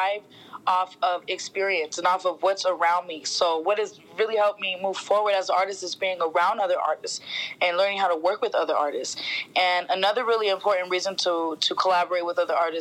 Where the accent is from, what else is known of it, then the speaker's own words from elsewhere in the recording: Colorado, United States; moved away as an adult; also born or lived in California; I was moving from Colorado to California